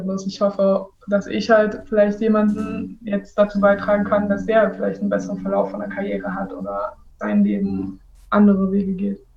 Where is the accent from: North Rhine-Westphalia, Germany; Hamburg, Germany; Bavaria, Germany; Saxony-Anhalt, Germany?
Saxony-Anhalt, Germany; Halle; moved away as an adult; also born or lived in Leipzig / Italy / France / Belgium; now in Hannover, Germany; Ich bin in Halle Saale groß geworden